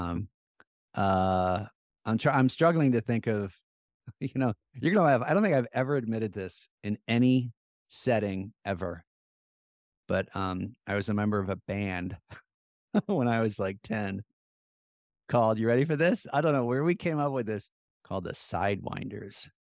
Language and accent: English; Plymouth Meeting, Pennsylvania, United States; When we were growing up in Plymouth Meeting, our big field trip was Independence Hall